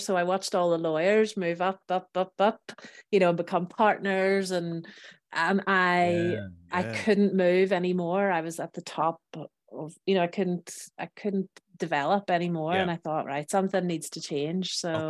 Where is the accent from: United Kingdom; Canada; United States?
United Kingdom; Belfast, Northern Ireland; So I am originally from Belfast in Northern Ireland.